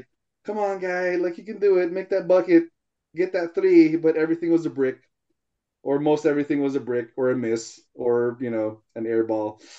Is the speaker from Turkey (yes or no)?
no; Philippines; I as a Filipino know how it is to have uh, Tupperware and stuff.